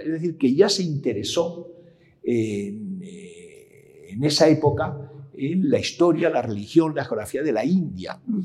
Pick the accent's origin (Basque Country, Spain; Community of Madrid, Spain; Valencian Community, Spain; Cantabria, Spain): Community of Madrid, Spain; Madrid; also born or lived in Salamanca / Ávila / Peñaranda de Bracamonte; mi familia pues, es de Salamanca y Ávila, sobre todo Salamanca, Pierna de Bracamonte, aunque yo nací en Madrid por diferentes circunstancias